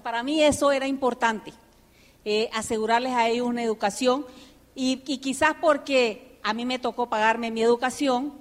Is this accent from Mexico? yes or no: no; United States; also born or lived in Nicaragua; now in Panama; me crié en Estados Unidos